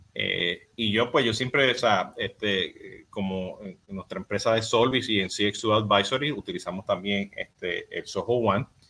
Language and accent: Spanish; Puerto Rico; yo soy boricua